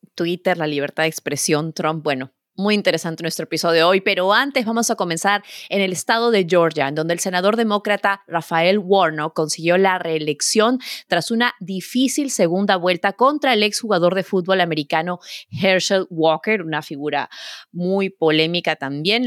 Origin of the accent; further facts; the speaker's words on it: Peru; moved away as an adult; now in New York, United States; como peruana que vivo en el extranjero hace, hace ya 20 años